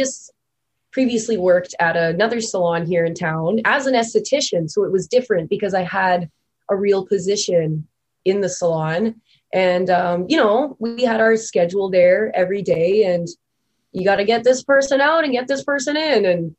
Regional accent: Thunder Bay, Ontario, Canada

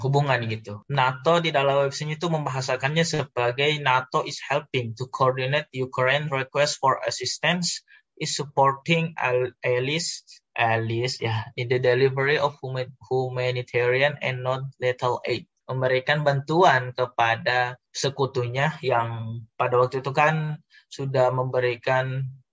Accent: Indonesia; kita sebagai orang Indonesia

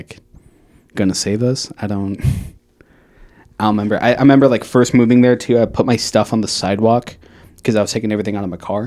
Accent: Caldwell, Idaho, United States; also born or lived in Portland, Oregon; now in Boise, United States; I'm from Caldwell.

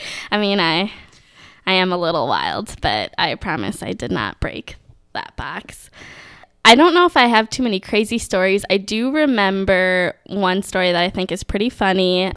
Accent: Minneapolis–Saint Paul, Minnesota, United States; I'm from the Twin Cities

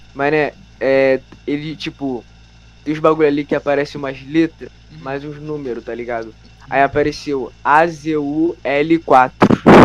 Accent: Rio de Janeiro, Brazil; eu sou, eu sou carioca

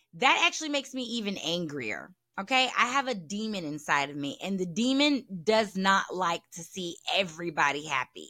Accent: the South, United States; I'm from the South

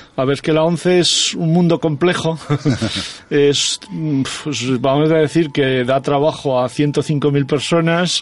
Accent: Soria, Castile and León, Spain; moved away; also born or lived in Aragon; mi pueblo de Soria

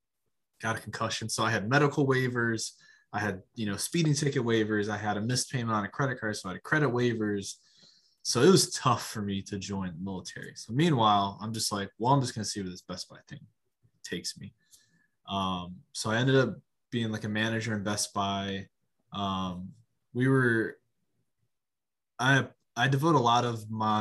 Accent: Lorain, Ohio, United States; My hometown is Lorain, Ohio

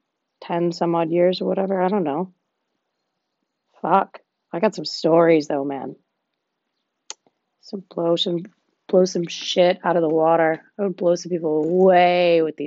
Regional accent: Texas, United States; in my hometown, I'm from Texas.

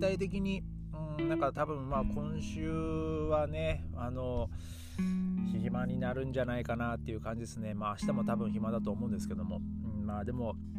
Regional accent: Japan; moved away as an adult; 僕の地元帰って

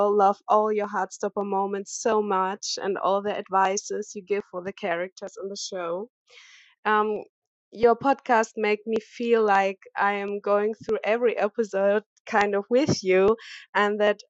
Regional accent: Germany; I am from Germany

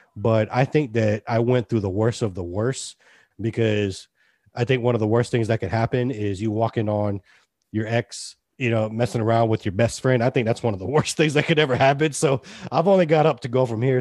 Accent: Hilton Head, South Carolina, United States; also born or lived in Austin; I grew up here.

